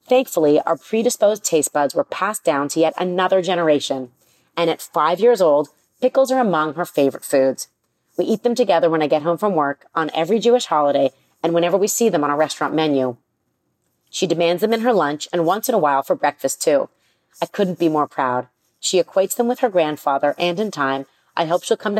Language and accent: English; Toronto, Ontario, Canada; Growing up in Toronto, I was spoiled by the freshly made meals she prepared every day.